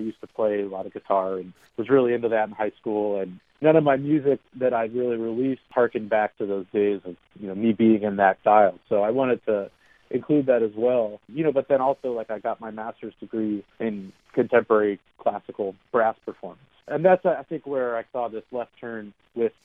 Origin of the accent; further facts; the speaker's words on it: Columbus, Ohio, United States; moved away as an adult; also born or lived in Youngstown, Ohio / Akron, Ohio / Cleveland, Ohio; now in New York, United States; I grew up in Columbus.